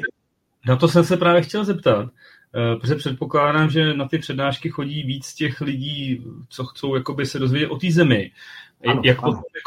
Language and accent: Czech; Czechia; jsme Češi